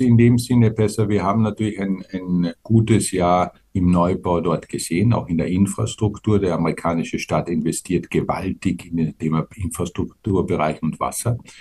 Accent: Austria; wir auch als Österreicher

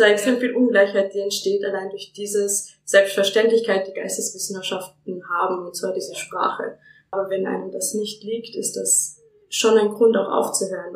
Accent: Lower Austria, Austria; ich komme aus der Nähe von Wien, also aus Niederösterreich.

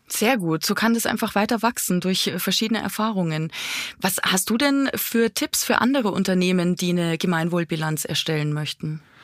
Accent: Bavaria, Germany; ich komme aus Bayern. Bei uns in Bayern

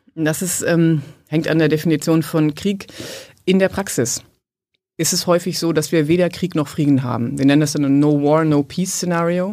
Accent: Germany; ich komme aus Westdeutschland

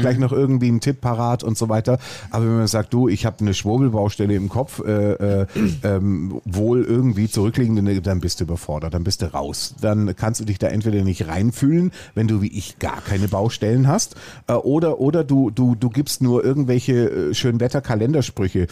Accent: Swabia, Germany; Ich bin Schwabe.

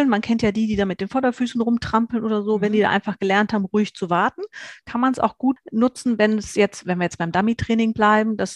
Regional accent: Hesse, Germany; ich komme aus Nordhessen im schönen Deutschland, aus der Mitte komplett

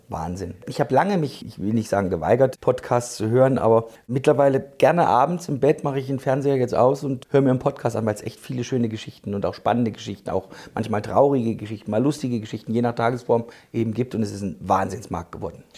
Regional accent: Thuringia, Germany; ich komme aus Thüringen

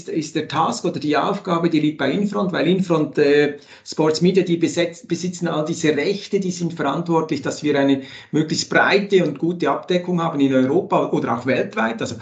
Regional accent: Switzerland; Das freut mich immer wieder, wenn ich als Schweizer, wenn ich Basti Schwele oder Peter Kohl zuhören kann und weiteren.

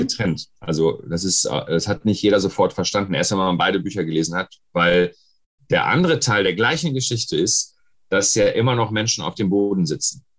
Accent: West Germany, Germany; in Ostdeutschland wurde ich auch als erst das erste Mal als Deutscher bezeichnet, aber als Scheiß Wessi

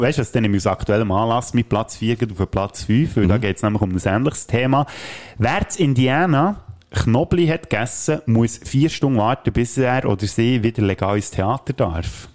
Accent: Switzerland; bei uns in der Schweiz

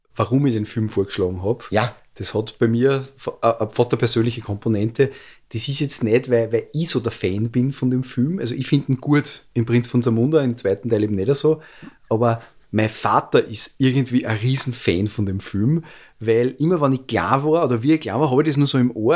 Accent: Austria; bei uns in Österreich

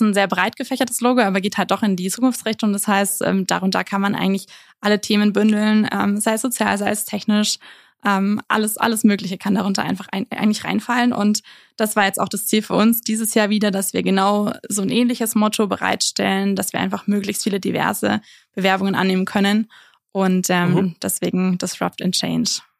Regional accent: Nuremberg, Bavaria, Germany; moved away as an adult; now in Innsbruck, Austria; ursprünglich, ich komme aus Nürnberg

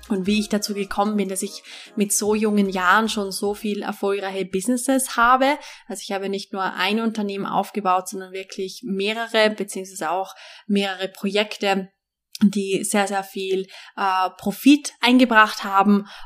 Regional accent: Vorarlberg, Austria; Also, ich bin ja in Westösterreich aufgewachsen. Das Bundesland heißt Vorarlberg. Ich bin in Alltag aufgewachsen.

